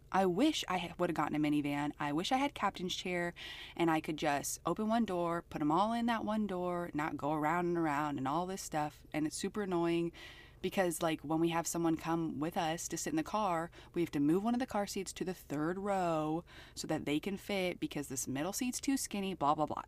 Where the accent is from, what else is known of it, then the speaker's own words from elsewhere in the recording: Pennsylvania, United States; moved away; also born or lived in Idaho; I grew up predominantly in Pennsylvania and then in Idaho.